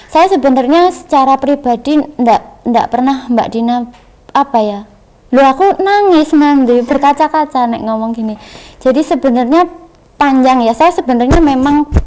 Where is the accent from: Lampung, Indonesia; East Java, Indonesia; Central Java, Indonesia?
East Java, Indonesia; accent: East Javanese; logatku Jawa Timur keluar Jawa Timur ya